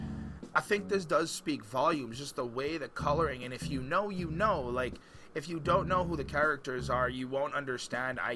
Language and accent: English; Montreal, Quebec, Canada; I'm from Montreal, Quebec